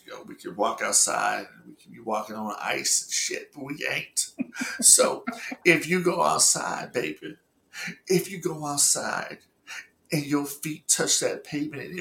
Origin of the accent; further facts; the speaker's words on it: Los Angeles, California, United States; I'm from the West Coast, you know what I'm saying? I grew up in L.A.